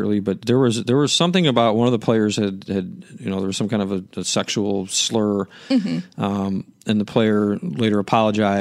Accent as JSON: {"language": "English", "town": "Chicago", "region": "Illinois", "country": "United States", "said": "I'm from Chicago"}